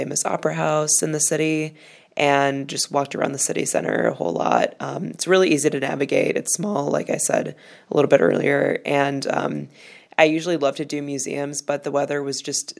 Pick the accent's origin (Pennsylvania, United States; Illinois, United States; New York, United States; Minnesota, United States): Illinois, United States; Chicago; I'm from Chicago